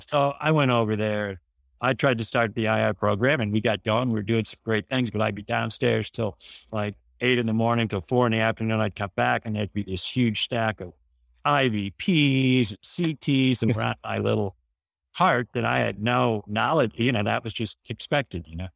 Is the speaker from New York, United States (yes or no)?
no; South Bend, Indiana, United States; moved away as an adult; also born or lived in Houston; I was brought up in South Bend, where my father was a high school principal